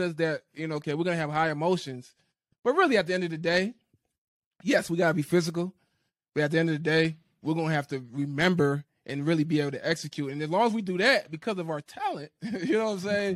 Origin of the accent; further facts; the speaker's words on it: New Orleans, Louisiana, United States; moved away; I grew up in New Orleans. I grew up in the area.